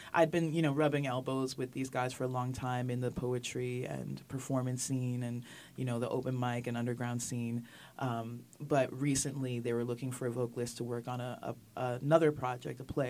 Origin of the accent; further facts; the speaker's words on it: New York City, New York, United States; I actually grew up in Manhattan